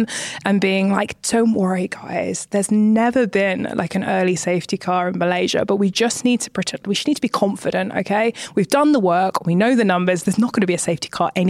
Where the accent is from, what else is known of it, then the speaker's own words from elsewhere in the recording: United Kingdom; moved away; being a British woman